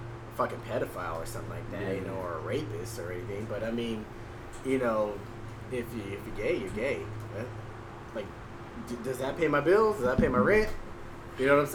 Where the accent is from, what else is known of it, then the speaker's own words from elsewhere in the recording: Texas, United States; I'm from Texas